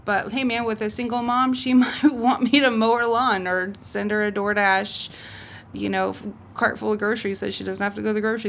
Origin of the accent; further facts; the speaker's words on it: Humboldt County, California, United States; I grew up in Humboldt County